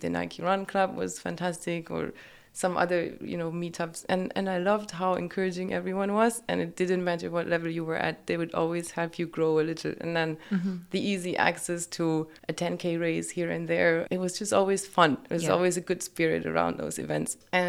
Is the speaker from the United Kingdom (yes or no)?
no; Germany; moved away as an adult; now in United Arab Emirates; So I am from Germany. I grew up there with no camels.